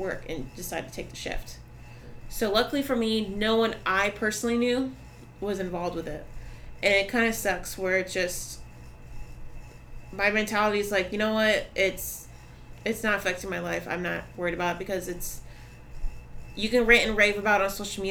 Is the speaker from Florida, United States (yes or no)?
yes; Orlando, Florida, United States; moved away as an adult; now in Brevard County, United States; I'm from Orlando, I used to party out there all the time, I lived out there